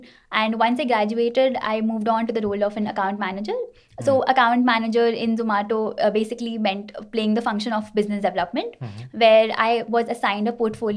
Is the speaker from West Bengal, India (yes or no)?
yes; Kolkata, West Bengal, India; I have been born and brought up in Kolkata